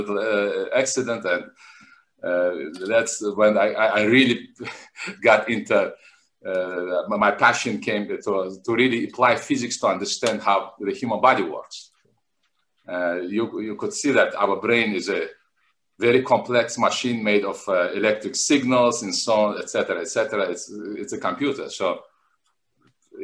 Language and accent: English; Makhachkala, Dagestan, Russia; also born or lived in Moscow; now in Miami, United States; I was born in Makhachkala in 1970. Makhachkala is a city in southern Russia, in North Caucasus.